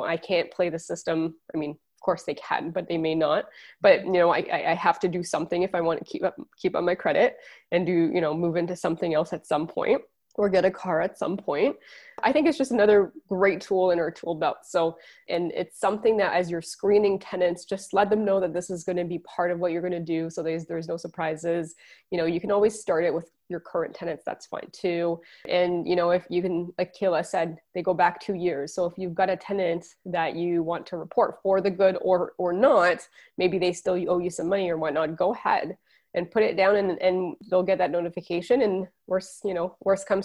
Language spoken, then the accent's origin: English; Quebec, Canada; I'm from Quebec